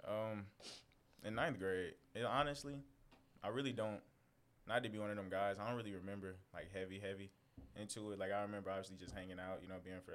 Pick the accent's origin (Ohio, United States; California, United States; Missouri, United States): Missouri, United States; St. Louis; also born or lived in San Antonio, Texas; now in Kentucky, United States; I come from St. Louis